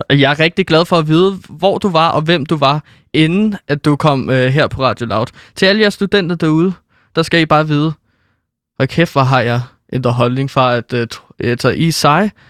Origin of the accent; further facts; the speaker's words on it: North Zealand, Capital Region of Denmark, Denmark; Nej, jeg er fra Nordsjælland.